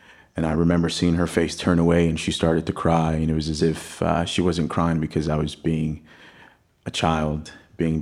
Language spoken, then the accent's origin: English; Texas, United States; also born or lived in Athens, Greece; I was born in Athens, Greece, and they thought the best thing to do for a young black kid living his best life in one of the most beautiful countries in the world was to move to Texas